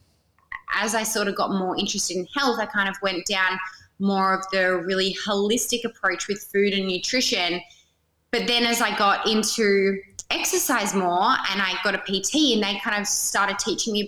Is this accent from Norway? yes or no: no; Perth, Western Australia, Australia; I am from Perth.